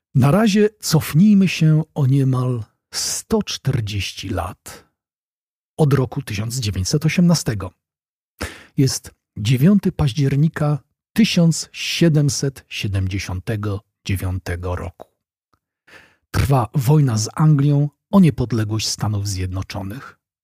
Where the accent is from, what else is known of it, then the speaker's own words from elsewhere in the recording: Poland; now in Wrocław, Poland; dla nas, Polaków